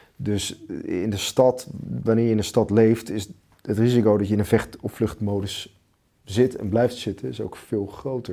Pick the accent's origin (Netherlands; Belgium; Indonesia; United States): Netherlands; wij Nederlanders